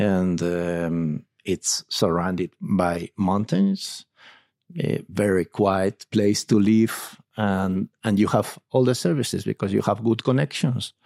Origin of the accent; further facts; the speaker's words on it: Alcoy, Valencian Community, Spain; I come from, uh, from, uh, Alcoy, which is a city which is, uh, quite near Salinas